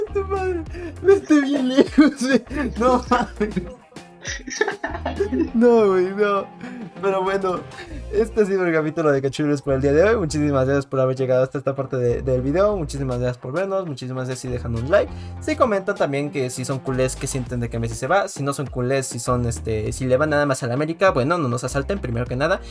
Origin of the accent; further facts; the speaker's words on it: Mexico; siendo mexicano